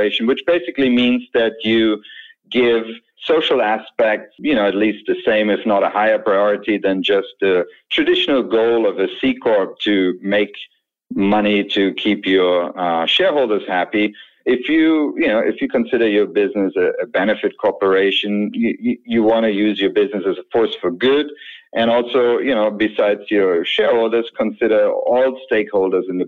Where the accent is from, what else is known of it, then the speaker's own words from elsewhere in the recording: Germany; moved away as an adult; also born or lived in London / Vienna; now in North Bay, California, United States; I was born and raised in Germany, left Germany in 2000